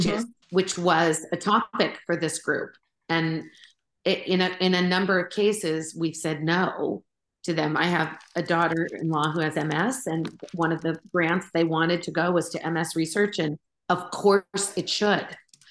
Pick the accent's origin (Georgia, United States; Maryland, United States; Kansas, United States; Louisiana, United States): Kansas, United States; Wichita; I grew up in Wichita, Kansas, and there were no Jews in my graduating class. I was one of 671. I was the only one.